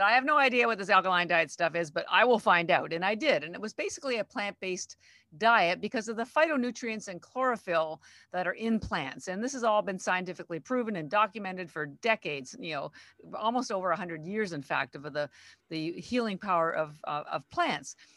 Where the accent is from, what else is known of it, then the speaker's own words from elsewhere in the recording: Canada; moved away as an adult; now in Boston, United States; I'm actually Canadian, but I've lived in Boston thirty-three years